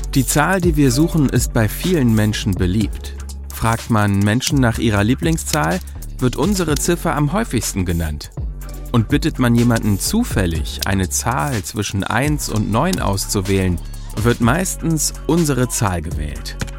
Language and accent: German; Germany; bei uns in Deutschland